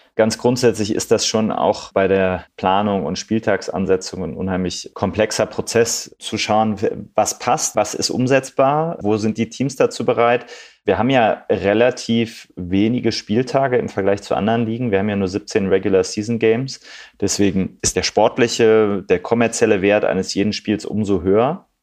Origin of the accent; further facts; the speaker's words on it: Düsseldorf, North Rhine-Westphalia, Germany; ich komme aus Düsseldorf